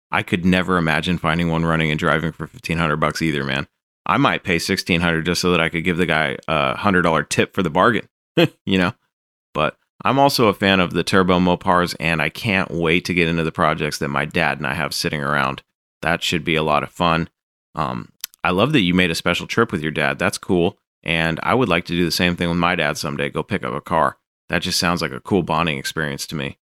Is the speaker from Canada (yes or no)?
yes; Calgary, Alberta, Canada; The original owner purchased it new in 1965 in my hometown of Calgary.